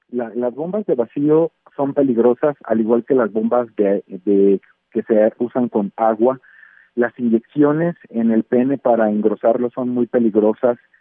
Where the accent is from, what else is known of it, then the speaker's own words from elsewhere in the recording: Mexico; nosotros como mexicanos